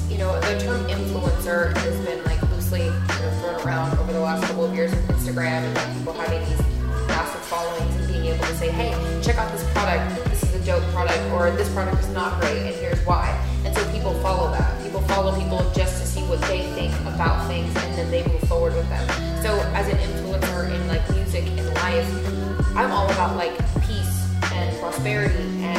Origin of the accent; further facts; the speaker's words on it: Kansas City, Missouri, United States; now in New York, United States; I'm American, I'm Cuban, I speak Spanish and English. I grew up in Kansas City, but I'm a New Yorker.